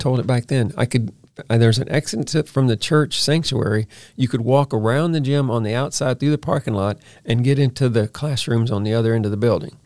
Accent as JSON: {"language": "English", "town": "Baton Rouge", "region": "Louisiana", "country": "United States", "tie": "born or raised there", "moved": "as an adult", "said": "I'm from Baton Rouge, Louisiana"}